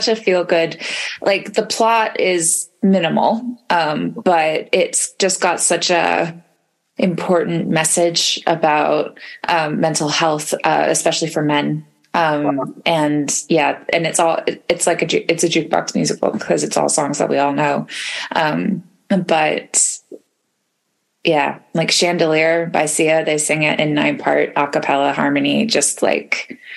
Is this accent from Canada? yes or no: yes; Canada; As a Canadian